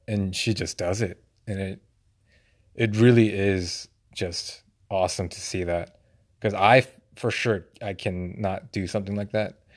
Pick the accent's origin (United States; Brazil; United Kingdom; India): United States; I grew up in America